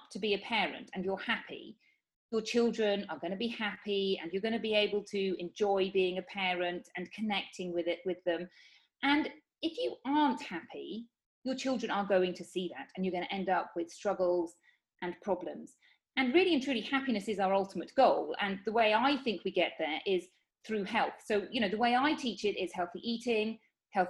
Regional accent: United Kingdom; moved away as an adult; now in Spain; I'm from the United Kingdom. But I live in Spain.

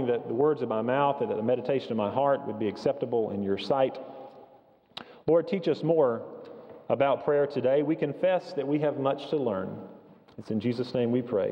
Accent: East Flat Rock, North Carolina, United States; Many of you also know that I grew up in Hendersonville, just west of here, up 74 and up 26, and I grew up in the community of East Flat Rock

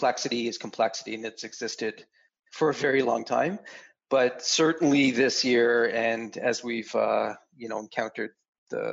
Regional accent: Canada; I'm a Canadian

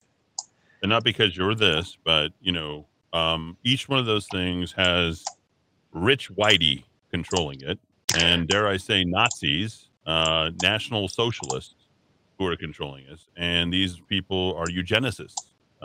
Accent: Los Alamos, New Mexico, United States; I grew up in Los Alamos.

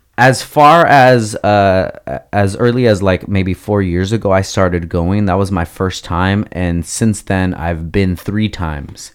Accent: Oxnard, California, United States; also born or lived in Gardnerville, Nevada; I grew up in Oxnard

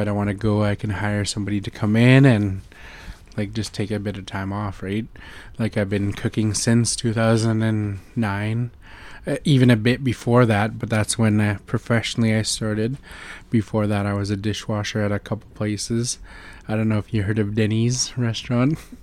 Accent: North Vancouver, British Columbia, Canada; I'm from the Squamish Nation

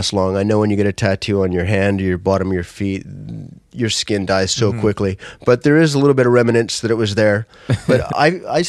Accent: Vancouver, British Columbia, Canada; in front of my hometown, friends and family

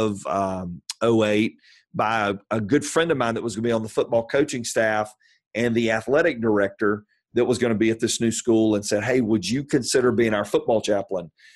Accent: Atlanta, Georgia, United States; also born or lived in Virginia; I'm from Atlanta, from South Atlanta

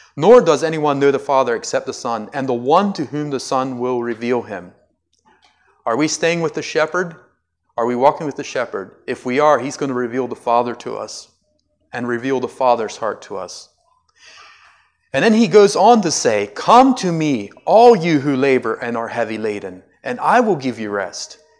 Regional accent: United States; I'm an American

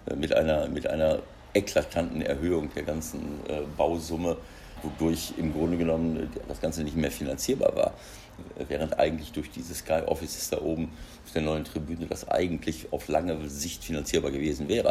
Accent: North Rhine-Westphalia, Germany; moved away as an adult; now in Mönchengladbach, Germany; Wenn ich nach Ostwestfalen komme und treffe alte Freunde, alte Schulkollegen, alte Freunde, äh, ehemalige Spieler, Kollegen, dann ist das natürlich, äh, kommt dieses Heimatgefühl, wo du herkommst, natürlich immer wieder hoch

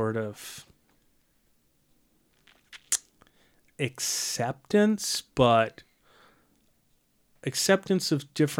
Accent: United States; as an American

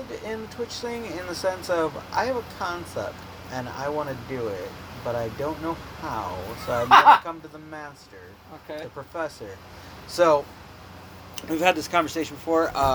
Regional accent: Belvedere, United States; we are from Belvedere.

